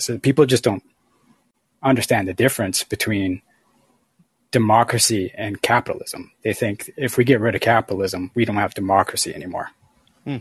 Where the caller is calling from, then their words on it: Canada; I'm calling from Canada